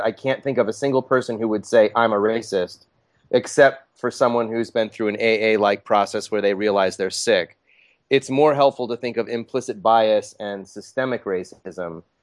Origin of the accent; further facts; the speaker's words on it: United States; I was born in the United States